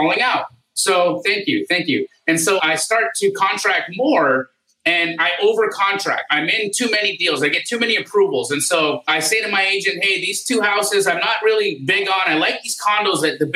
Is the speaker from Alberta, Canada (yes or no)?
yes; Calgary, Alberta, Canada; moved away as an adult; also born or lived in Los Angeles, California, United States; now in United States; I was born in Los Angeles, but at the age of 8, my family moved us to Canada